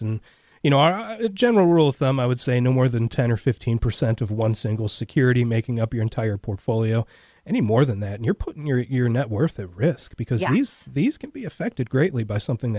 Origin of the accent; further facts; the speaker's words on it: Cleveland, Ohio, United States; moved away as an adult; now in Cincinnati, United States; I'm born and raised in Cleveland, Ohio. I live in Cincinnati because my wife is from here.